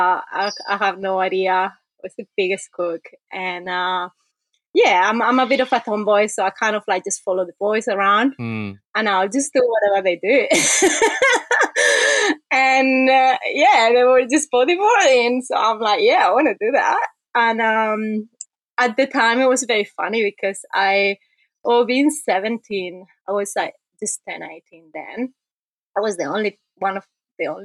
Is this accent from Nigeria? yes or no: no; Spain; English is a second language; moved away as an adult; also born or lived in Canary Islands / Sydney, Australia; now in Byron Bay, Australia; I was actually born in mainland.